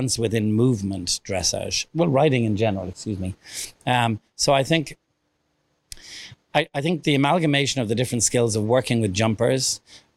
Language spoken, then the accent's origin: English; Ireland; now in United States; being Irish